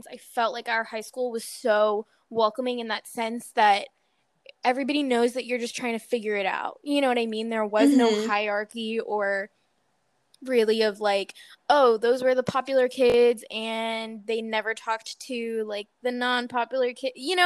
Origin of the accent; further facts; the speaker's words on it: North Carolina, United States; we're in the middle of North Carolina